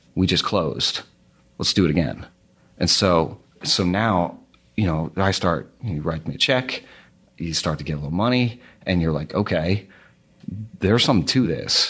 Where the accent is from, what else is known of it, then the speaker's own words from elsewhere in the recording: outside of Boston, Massachusetts, United States; outside of Boston. So about forty minutes to the west